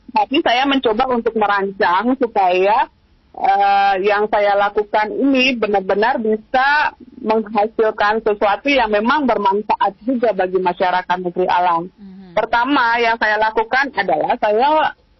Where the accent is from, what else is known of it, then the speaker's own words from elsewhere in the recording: Maluku, Indonesia; kita juga orang Maluku